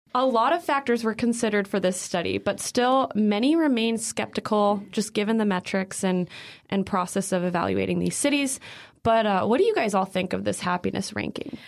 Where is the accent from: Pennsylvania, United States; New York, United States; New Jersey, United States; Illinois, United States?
Illinois, United States; Naperville; moved away; I'm from Naperville, Illinois, originally